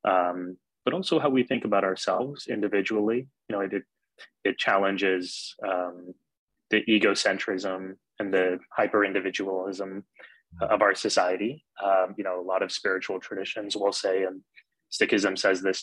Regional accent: San Antonio, Texas, United States; now in New York, United States; I grew up in Texas where there weren't many Sikhs. I mean, for miles from where I grew up in San Antonio

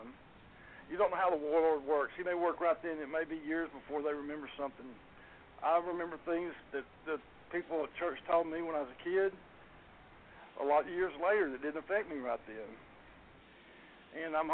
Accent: Garland, Texas, United States; I grew up in Garland, Texas. I've lived in Garland all my life

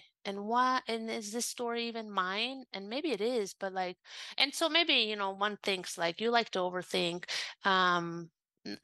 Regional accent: Italy; I was brought up in Italy, but, you know, my mom was from the States. I grew up learning Latin and Greek and philosophy.

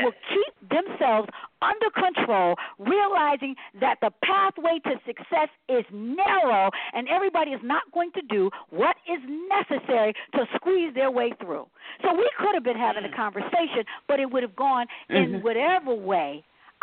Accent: Philadelphia, Pennsylvania, United States; also born or lived in Detroit; I grew up, born and raised in West Philadelphia

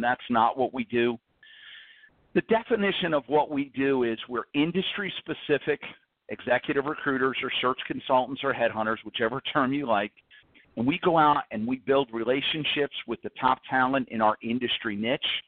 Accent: New Jersey, United States; I grew up on the East Coast in New Jersey

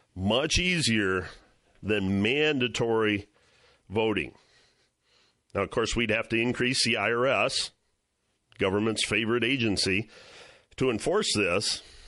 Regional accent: Ohio, United States; Cleveland, Ohio, my home state

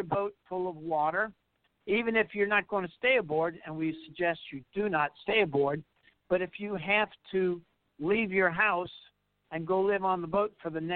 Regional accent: New Orleans, Louisiana, United States; moved away; we're originally from New Orleans

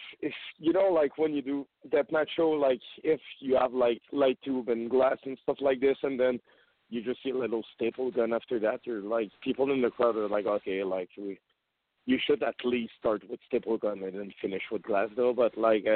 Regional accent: Canada; English is a second language; we're from Canada

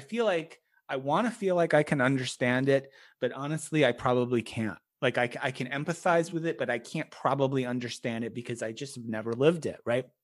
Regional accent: United States; first language English; I grew up in America, you know, as a middle class white kid

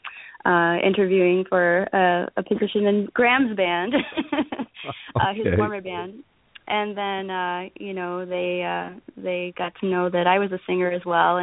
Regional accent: Chicago, Illinois, United States; now in California, United States; growing up in Chicago and being around the Chicago blues music all the time

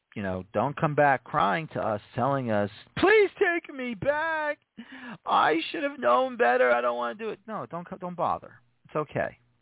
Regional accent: United States

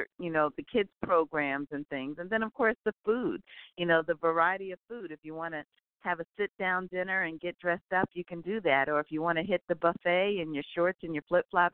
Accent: New York, United States; moved away; also born or lived in Maryland / Virginia; I grew up in New York.

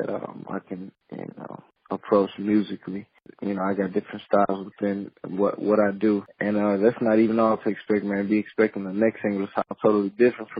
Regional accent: Port Arthur, Texas, United States; I'm from Port Arthur

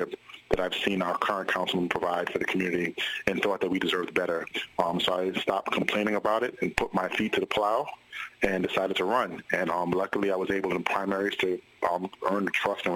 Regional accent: New York City, New York, United States; I'm a lifelong Brooklynite, born and raised in Brooklyn, New York, Flatbush

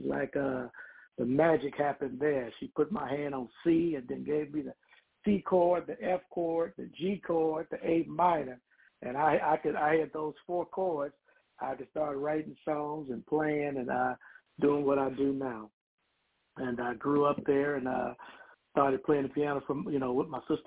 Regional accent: Chicago, Illinois, United States; I grew up in Chicago, south side of Chicago

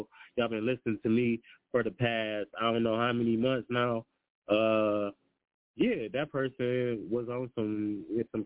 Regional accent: Detroit, Michigan, United States; I'm from Detroit

